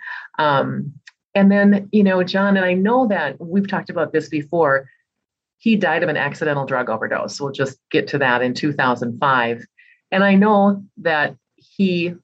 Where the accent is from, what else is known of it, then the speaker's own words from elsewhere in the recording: Minnesota, United States; I was born and raised right here in Minnesota